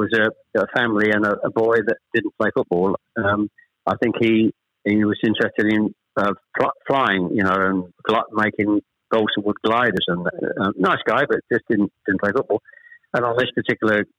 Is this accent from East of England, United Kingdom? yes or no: yes; Chelmsford, East of England, United Kingdom; also born or lived in Ashton-under-Lyne / Manchester; We actually moved south to Chelmsford when I was... Probably I was the eldest of three when I was probably about seven or eight